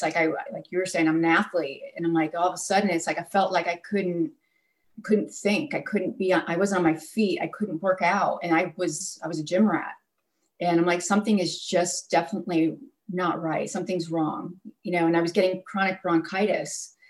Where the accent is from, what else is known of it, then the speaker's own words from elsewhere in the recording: Connecticut, United States; moved away as an adult; also born or lived in California; when I moved to California, I started to get chronic sinus infections because I grew up in Connecticut.